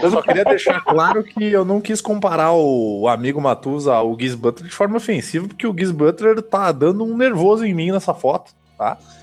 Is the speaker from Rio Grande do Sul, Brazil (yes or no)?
yes; Caxias do Sul, Rio Grande do Sul, Brazil; minha cidade natal contribuiu muito pro polo metal melódico e metal mecânico do, do Brasil